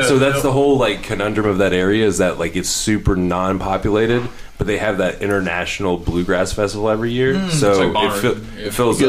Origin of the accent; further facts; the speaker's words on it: Louisville, Kentucky, United States; I am from Louisville